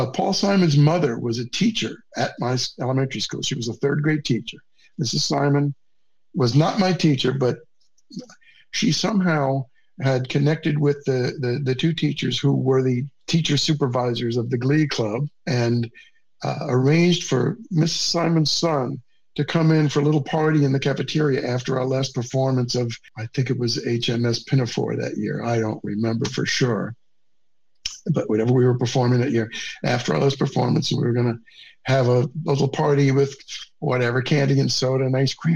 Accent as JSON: {"language": "English", "town": "New York City", "region": "New York", "country": "United States", "tie": "born or raised there", "also_born_or_lived": "Nashville", "said": "I grew up in Queens, New York, specifically an area of Queens known as Flushing"}